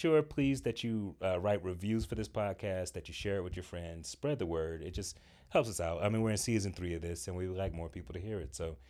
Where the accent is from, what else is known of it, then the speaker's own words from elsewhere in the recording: Atlanta, Georgia, United States; I grew up in Atlanta.